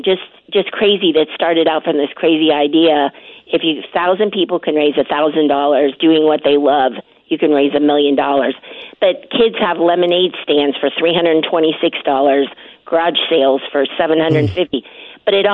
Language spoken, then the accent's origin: English; St. Marys, Ohio, United States; my hometown said, let's help … out. Let's raise $1,000. Well, St. Mary's, Ohio